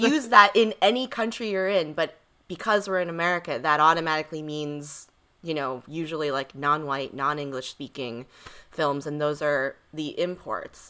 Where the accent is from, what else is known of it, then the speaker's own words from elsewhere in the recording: East Coast, United States; I grew up on the East Coast